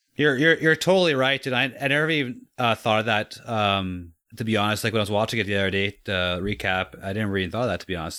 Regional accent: Canada; as a kid, as a Canadian

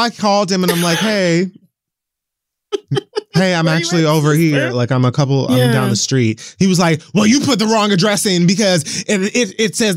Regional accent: Miami, Florida, United States; moved away; being away from my hometown has allowed me to appreciate it far, far, far more than when I lived here.

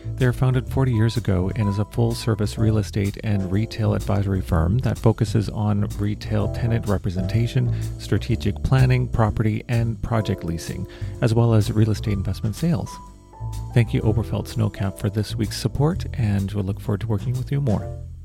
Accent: Vancouver, British Columbia, Canada; I'm from Vancouver

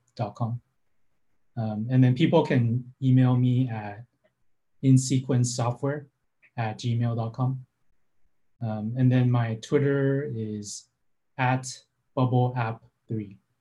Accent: San Francisco Bay Area, California, United States; born or raised there

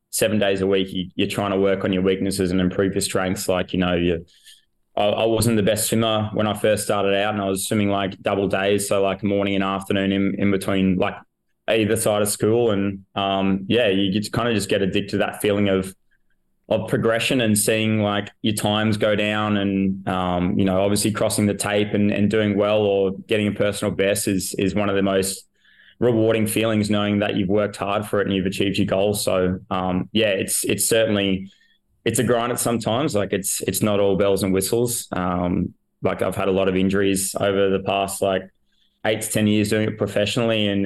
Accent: Queensland, Australia; Um, I was in the Brizzy Lions Academy.

